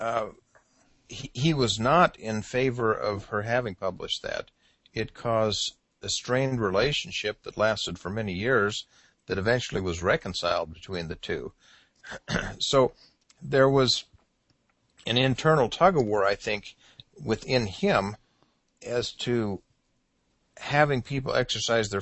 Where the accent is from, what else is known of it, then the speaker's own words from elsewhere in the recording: Los Angeles, California, United States; I grew up in Los Angeles